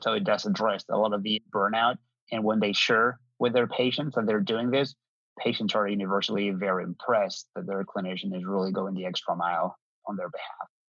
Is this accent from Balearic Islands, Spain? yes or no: no; Madrid, Community of Madrid, Spain; moved away; I'm um, originally from Spain, born and raised in Madrid.